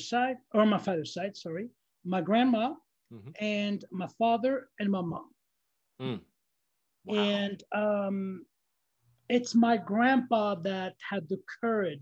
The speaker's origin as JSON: {"language": "English", "country": "Algeria", "tie": "born or raised there", "second_language": "English", "moved": "yes", "said": "I was born in Algeria"}